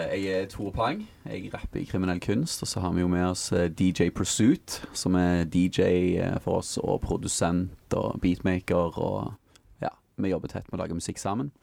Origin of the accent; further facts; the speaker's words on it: Stavanger, Rogaland, Norway; jeg kommer jo fra Stavanger